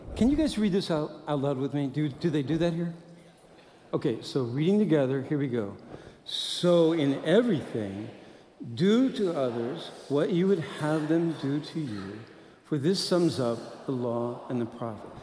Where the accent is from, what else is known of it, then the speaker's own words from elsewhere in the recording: Midwest, United States; I'm from the Midwest. So I like to be Midwest nice.